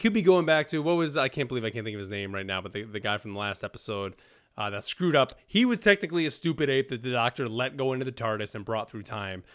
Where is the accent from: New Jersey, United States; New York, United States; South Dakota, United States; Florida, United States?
New York, United States; now in North Carolina, United States; I'm from New York, live in North Carolina.